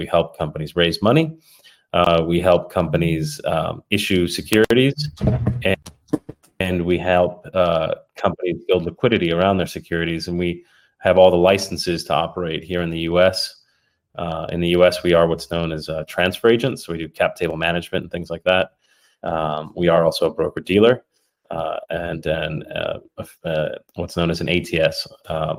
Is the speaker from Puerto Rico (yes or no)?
yes; Puerto Rico; also born or lived in United Kingdom; now in California, United States; I'm originally from Puerto Rico. Born to an Irish mother in Puerto Rico